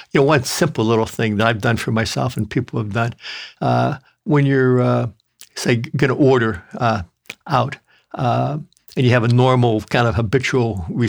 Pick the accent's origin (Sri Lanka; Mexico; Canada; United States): United States; Midwest; I grew up in the Midwest where grandmothers used to like to feed their grandsons, and I ate meat and potatoes and sticky buns and pies and gravies.